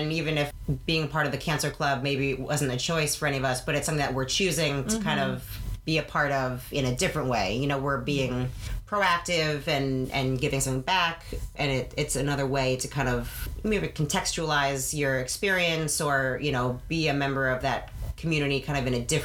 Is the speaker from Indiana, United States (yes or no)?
no; New York, United States; now in Massachusetts, United States; my family, we're from New York